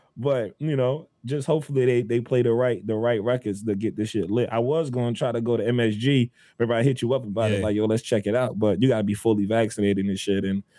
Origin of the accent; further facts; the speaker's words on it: New Jersey, United States; If I'm trying to link up with a John in Houston, and I'm from Jersey, I've never been to fucking Houston before.